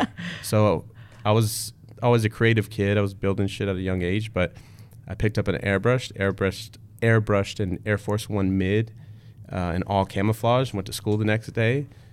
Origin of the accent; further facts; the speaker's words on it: the Bay Area, Northern California, United States; moved away; I'm from Northern California, the Bay Area.